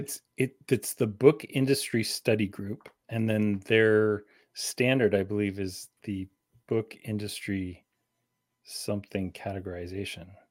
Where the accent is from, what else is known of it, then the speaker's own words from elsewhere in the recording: Canada; also born or lived in London, Ontario; as Canadian as they get.